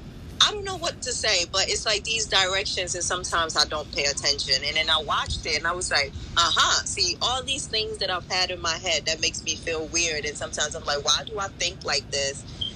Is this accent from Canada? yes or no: no; Ghana; born there; I'm Ghanaian by birth, and we do have a bit of Portuguese in us because my great grandfather from my mother's side came from Portugal and settled in Ghana